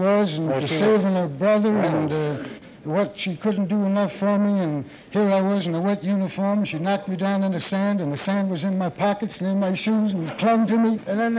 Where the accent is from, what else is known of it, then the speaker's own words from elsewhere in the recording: New York City, New York, United States; New York City.